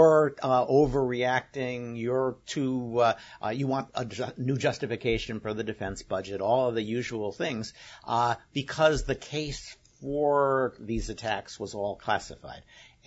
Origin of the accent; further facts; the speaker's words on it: Scotland, United Kingdom; speaking as a Scot, we would for sure do that.